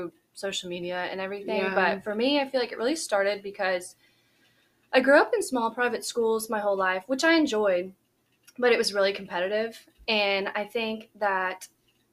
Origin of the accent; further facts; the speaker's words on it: Shreveport, Louisiana, United States; moved away as an adult; now in Baton Rouge, United States; I grew up on a farm just right outside of Shreveport